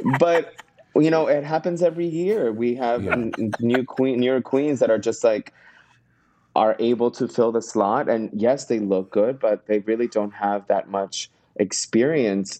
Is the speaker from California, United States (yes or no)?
no; Miami, Florida, United States; now in New York City, United States; I am originally from Miami